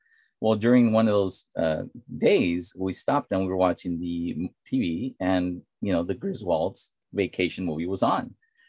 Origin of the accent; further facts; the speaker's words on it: United States; Because we are Hispanic. You know, I was born in America. My wife was born in America. My kids are American. They're born in San Antonio. But, you know, our heritage is Hispanic.